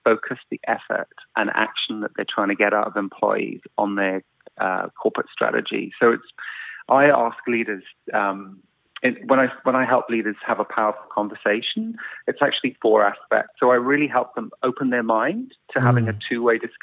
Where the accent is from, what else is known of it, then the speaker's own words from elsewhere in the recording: South Wales, United Kingdom; moved away as an adult; I grew up in South Wales in the UK in the 70s and 80s. And I stayed in the UK till about 12 years ago.